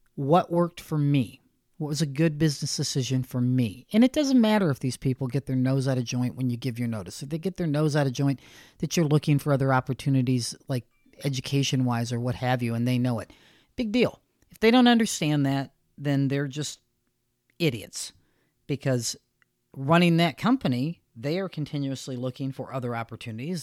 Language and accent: English; United States; I'm American and that's where I live